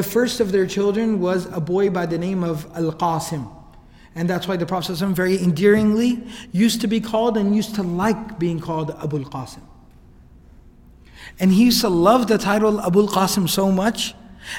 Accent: Dallas, Texas, United States; I was born and raised here in Dallas.

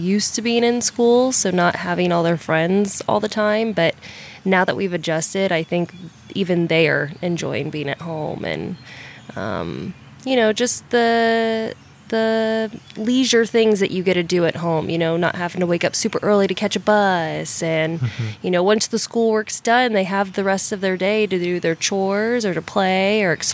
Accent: Kansas City, Missouri, United States; moved away; also born or lived in Texas; I'm actually from Kansas City, Missouri

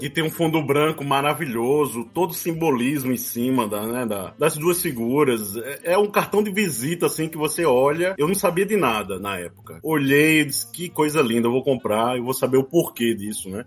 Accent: João Pessoa, Paraíba, Brazil; sou da Paraíba, né? Como você bem disse, João Pessoa

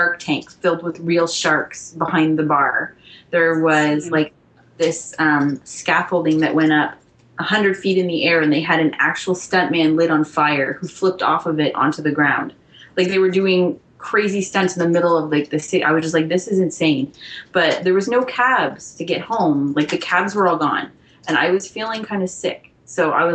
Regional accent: Canada; as a Canadian

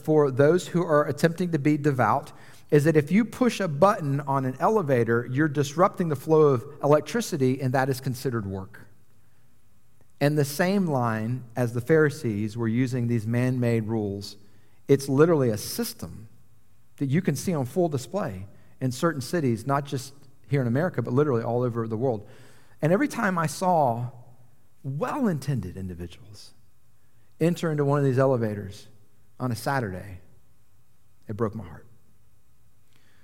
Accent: Atlanta, Georgia, United States; moved away as an adult; also born or lived in New York City; I grew up in Atlanta, a major international city

